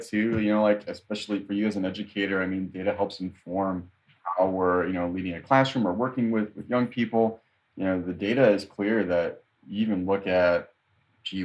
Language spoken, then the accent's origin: English; Chicago, Illinois, United States; you and I would say, oh, we're from Humboldt Park